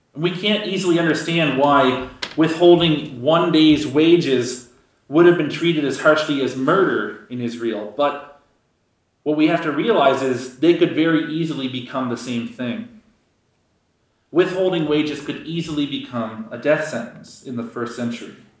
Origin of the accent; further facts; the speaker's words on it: Canada; giving up being a Canadian